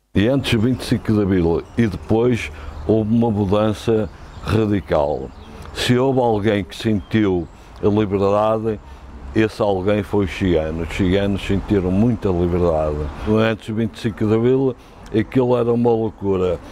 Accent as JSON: {"language": "Portuguese", "town": "Porto", "region": "Porto District", "country": "Portugal", "tie": "born or raised there", "said": "Eu nasci num acampamento, no Alto da Adiosa"}